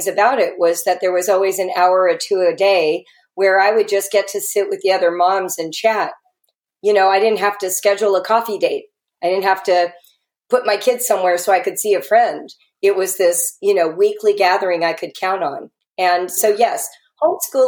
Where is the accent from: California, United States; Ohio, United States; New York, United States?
California, United States; Los Angeles; I'm a Californian, right? So that's part of the pedigree of coming from LA.